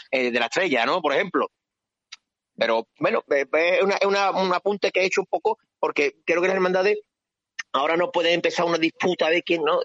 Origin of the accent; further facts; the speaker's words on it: Seville, Andalusia, Spain; las cofradías somos sevillanos y somos, por cierto, una, gran parte de la población de Sevilla